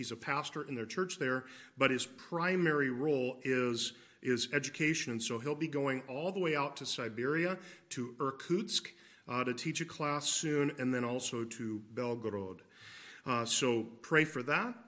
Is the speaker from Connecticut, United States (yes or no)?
no; Iowa, United States; I grew up in Iowa, so I root for the Hawkeyes